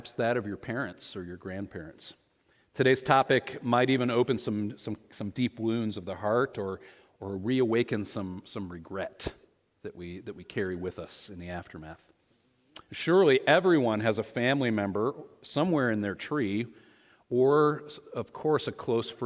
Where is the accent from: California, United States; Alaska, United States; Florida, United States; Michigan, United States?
Michigan, United States; moved away; also born or lived in Ohio; We were both born and raised in Michigan